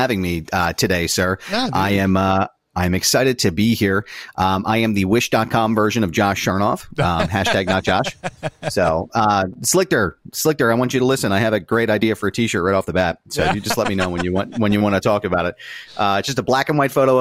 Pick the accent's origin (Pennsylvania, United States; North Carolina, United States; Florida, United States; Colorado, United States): Pennsylvania, United States; Philadelphia; I'm from Philadelphia